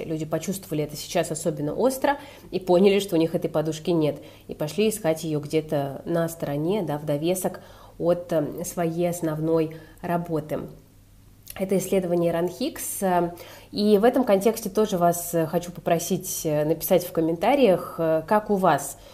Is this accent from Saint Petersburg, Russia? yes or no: yes; Saint Petersburg, Russia; я, как э, коренной житель